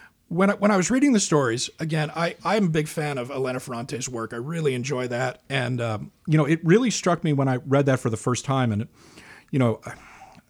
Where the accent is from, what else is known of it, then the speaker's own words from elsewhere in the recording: Scotland, United Kingdom; moved away; I spent a lot of time growing up in Scotland.